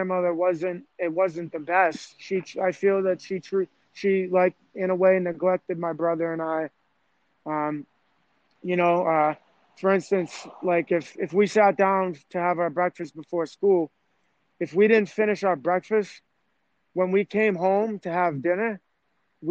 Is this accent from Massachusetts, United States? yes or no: yes; Massachusetts, United States; also born or lived in Southbridge, Massachusetts / Medway, Massachusetts / Cape Cod, Massachusetts; So I was born in Southbridge. I wasn't raised in Southbridge.